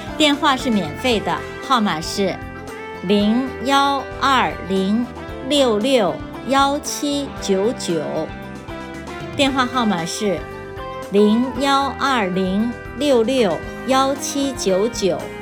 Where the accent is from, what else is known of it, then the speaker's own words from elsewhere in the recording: Beijing, China; now in Fukuoka, Japan; 我来自北京